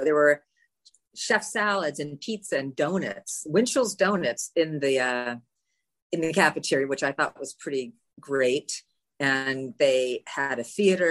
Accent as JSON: {"language": "English", "town": "Los Angeles", "region": "California", "country": "United States", "tie": "born or raised there", "also_born_or_lived": "Beverly Hills", "moved": "yes", "lives_now": "New York, United States", "said": "I didn't grow up in Beverly Hills. I grew up in the Valley. I'm a full-fledged Valley girl, original Valley girl"}